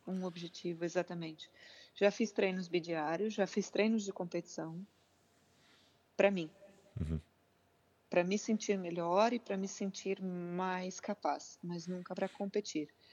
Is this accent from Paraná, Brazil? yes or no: yes; Curitiba, Paraná, Brazil; now in Figueira da Foz, Portugal; Eu sou de Curitiba, no sul